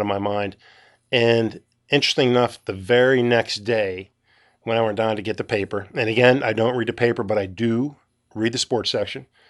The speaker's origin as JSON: {"language": "English", "region": "Western Pennsylvania", "country": "United States", "said": "I'm from Western Pennsylvania"}